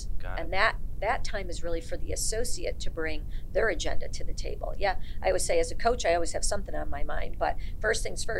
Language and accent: English; Ireland; Because I'm Irish. I can go quick sometimes.